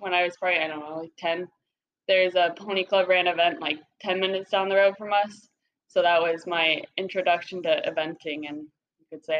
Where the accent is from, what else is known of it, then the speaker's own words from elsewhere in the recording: Whidbey Island, Washington, United States; moved away as an adult; now in Florida, United States; I grew up on a little island called Whidbey. Very cool place to grow up on.